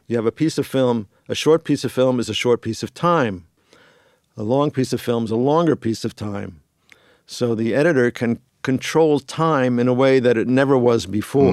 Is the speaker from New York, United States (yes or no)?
yes; New York, United States; moved away as an adult; now in Los Angeles, United States; I had moved to L A in nineteen eighty-three from New York. I'm originally from New York.